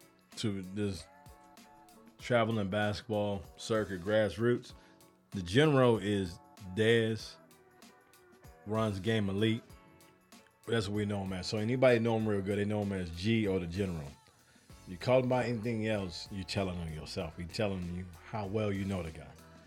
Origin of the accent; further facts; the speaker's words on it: Chicago, Illinois, United States; moved away; I'm from Chicago